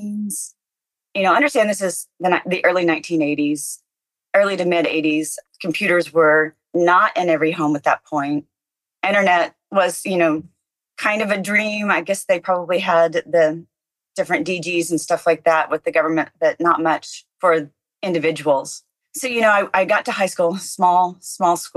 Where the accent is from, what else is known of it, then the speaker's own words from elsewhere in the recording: rural Oklahoma, United States; I grew up fairly rural Oklahoma